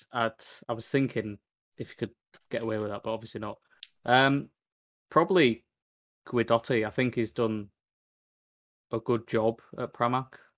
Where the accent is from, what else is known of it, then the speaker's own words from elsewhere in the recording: United Kingdom; as British Brits